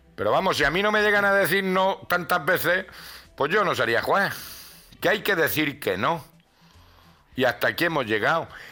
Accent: Granada, Andalusia, Spain; mi barrio no veas cómo estaba el Albaicín

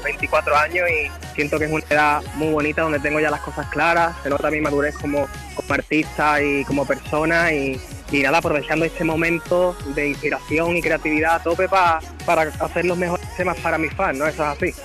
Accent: Andalusia, Spain; Yo siempre orgulloso de, ser andaluz

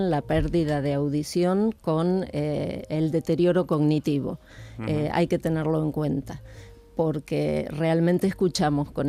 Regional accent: Argentina; moved away as an adult; now in Spain; Argentina, pero hace 35 años que vivo aquí.

